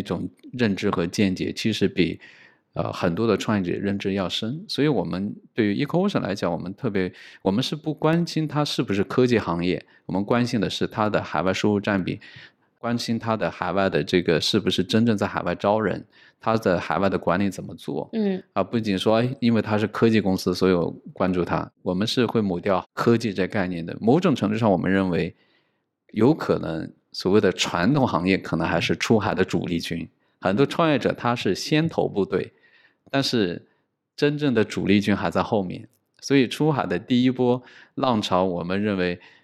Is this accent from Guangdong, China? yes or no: no; Hunan, China; moved away as an adult; also born or lived in Beijing / New York; now in Shanghai, China; 因为我自己算是从湖南出来的，呃，去北京上学，后来又去到纽约读书，又回到上海